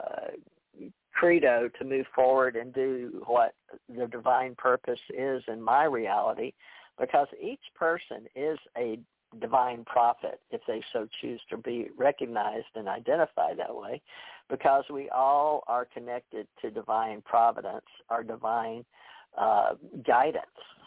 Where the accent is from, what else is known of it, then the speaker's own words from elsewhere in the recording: Houston, Texas, United States; I was raised in Houston